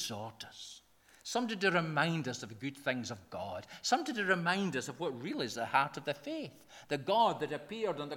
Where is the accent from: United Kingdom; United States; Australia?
United Kingdom; Scotland; we're Scottish folk in the kirk